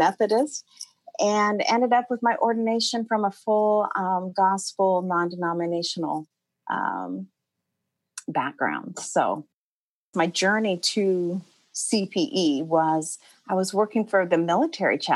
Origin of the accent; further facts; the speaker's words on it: Portland, Oregon, United States; moved away as an adult; now in Atlanta, United States; I grew up in Portland, Oregon. I lived there till I was about 24.